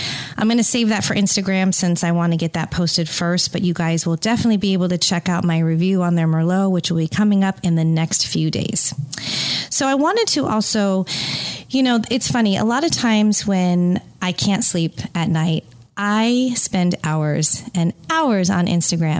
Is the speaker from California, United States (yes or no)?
yes; California, United States; I am from California and grew up just an hour outside of wine country